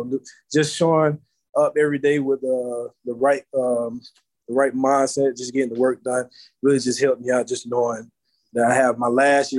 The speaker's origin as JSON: {"language": "English", "region": "Florida", "country": "United States", "moved": "yes", "said": "because I'm from Florida, so you always want to be down on the Florida team."}